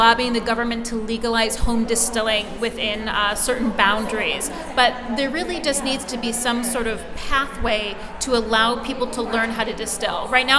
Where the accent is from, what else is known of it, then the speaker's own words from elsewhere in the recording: Ohio, United States; now in New York, United States; my home state of Ohio, where I'm from